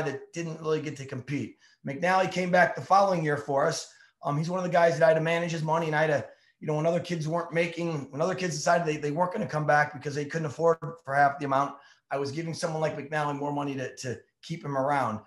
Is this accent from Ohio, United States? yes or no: yes; Ohio, United States; I grew up in Ohio